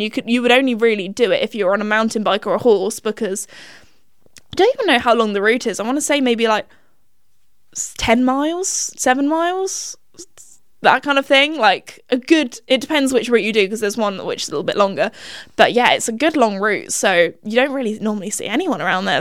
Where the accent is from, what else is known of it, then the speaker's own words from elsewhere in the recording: United Kingdom; Little classic British girl